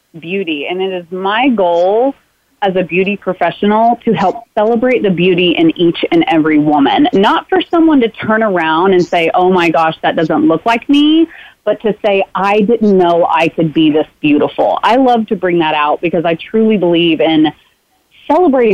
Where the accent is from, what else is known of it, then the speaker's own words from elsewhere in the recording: Oklahoma City, Oklahoma, United States; also born or lived in Hollis, Oklahoma; I grew up in Oklahoma City, but I was born in Hollis, Oklahoma, a very tiny town